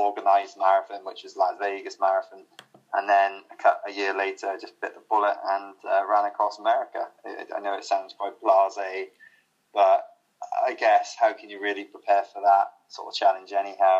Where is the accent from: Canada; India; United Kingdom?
United Kingdom; Penarth, Wales; now in Cardiff, United Kingdom; So I grew up in Penarthur, from Penarthur originally. I now live in Cardiff. I never really travelled too far away from my hometown